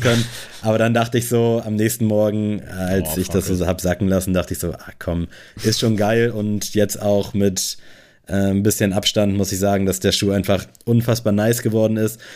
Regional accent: Buxtehude, Lower Saxony, Germany; moved away; dass ich in Buxtehude mit einem Kino aufgewachsen bin

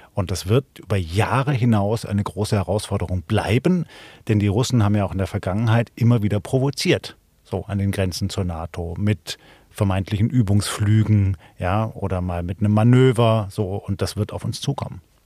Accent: Baden-Württemberg, Germany; Ich bin aufgewachsen in Baden-Württemberg

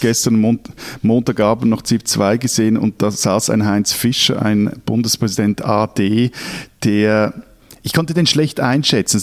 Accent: Switzerland; als Schweizer

